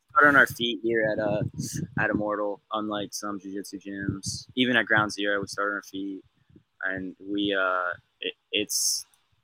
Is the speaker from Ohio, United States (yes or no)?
yes; Ohio, United States; I'm from Ohio